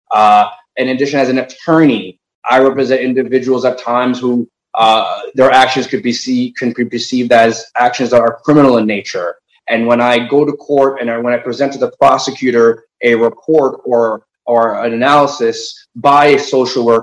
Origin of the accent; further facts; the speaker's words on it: Elmont, New York, United States; also born or lived in Jamaica, Queens; I, I uh, was raised in Elmont. I was born in Jamaica, Queens. Mm-hmm. Uh, my, my parents are immigrants uh, from Haiti.